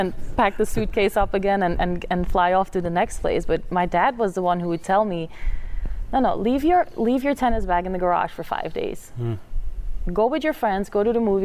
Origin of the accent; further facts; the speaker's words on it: Flanders, Belgium; English is a second language; moved away as an adult; now in United States; my hometown in Belgium that has about 10,000 people